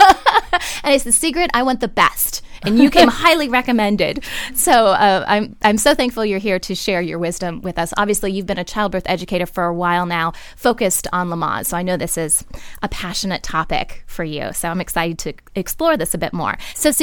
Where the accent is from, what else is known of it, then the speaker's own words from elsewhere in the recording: Ohio, United States; I'm actually from Ohio, too.